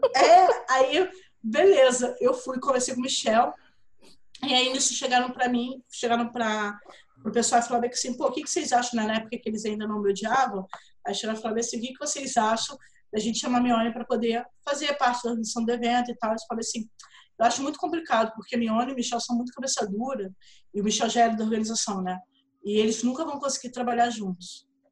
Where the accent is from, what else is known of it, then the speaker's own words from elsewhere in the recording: Rio de Janeiro, Brazil; eu sou do Rio, você tá vendo meu sotaque, eu sou do Rio